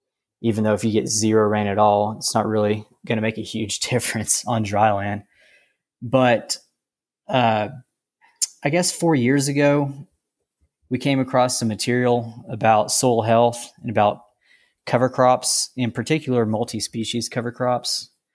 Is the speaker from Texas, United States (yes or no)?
yes; Lubbock, Texas, United States; now in Roscoe, United States; Well, I am a cotton farmer in Roscoe, Texas, and I didn't grow up on the farm. I grew up in Lubbock, actually, and my parents weren't involved in ag